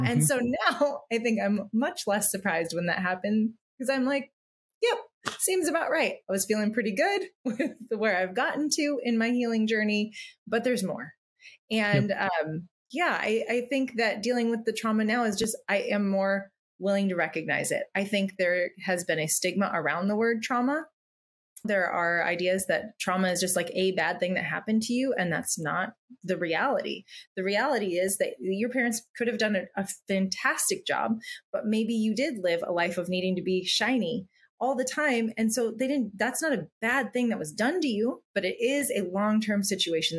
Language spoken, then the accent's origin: English; Midwest, United States; now in California, United States; I grew up in the Midwest